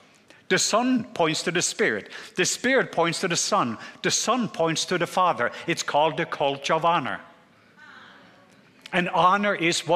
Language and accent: English; southwest Norway, Norway; accent: southern; I'm from the southwest part of Norway.